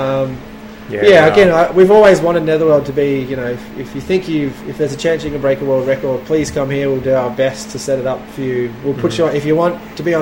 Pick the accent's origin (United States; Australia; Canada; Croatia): Australia; Melbourne, Victoria; moved away; I was from Melbourne